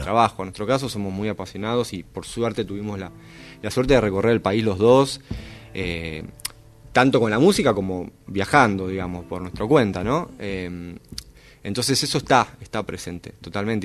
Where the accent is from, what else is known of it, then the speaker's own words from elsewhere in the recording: Buenos Aires, Argentina; nací en Buenos Aires, nací en Constitución, viví ahí en, San Cristóbal, Constitución, hasta los 10, 11 años que nos mudamos luego para, para Boedo